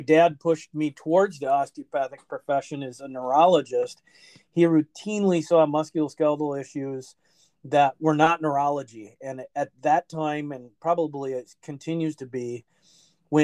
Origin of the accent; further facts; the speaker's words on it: St. Paul, Minnesota, United States; I was originally from St. Paul, Minnesota, born and raised there